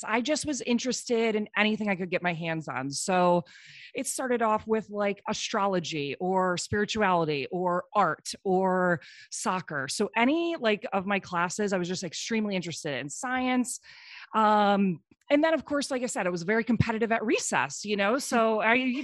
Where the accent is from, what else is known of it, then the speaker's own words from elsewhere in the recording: Iowa, United States; I'm from Iowa and the winters were cold and miserable.